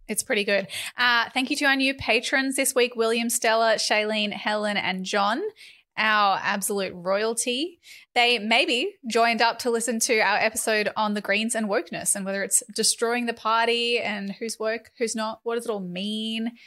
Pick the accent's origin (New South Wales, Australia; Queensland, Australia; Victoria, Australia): New South Wales, Australia; Northern Rivers; I was born and raised in the northern rivers of New South Wales